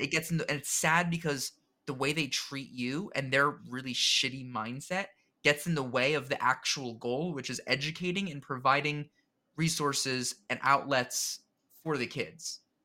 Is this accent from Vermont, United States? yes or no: no; New Jersey, United States; I'm born and raised in New Jersey in the United States